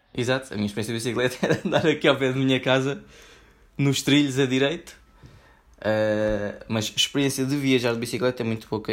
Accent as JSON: {"language": "Portuguese", "country": "Portugal"}